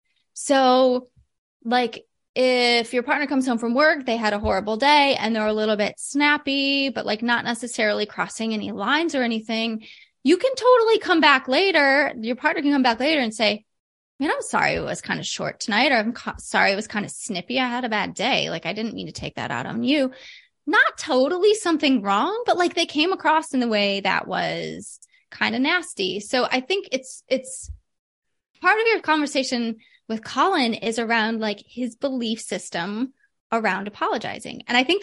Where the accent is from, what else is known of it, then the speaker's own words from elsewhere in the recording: Midwest, United States; I'm from the Midwest.